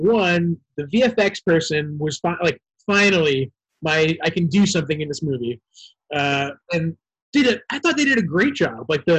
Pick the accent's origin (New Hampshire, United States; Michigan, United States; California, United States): New Hampshire, United States; I'm from New Hampshire.